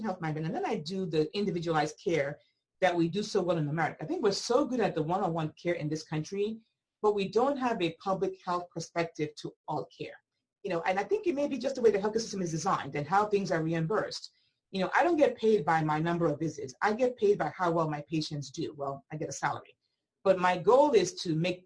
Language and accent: English; Nigeria; now in United States; I grew up in Nigeria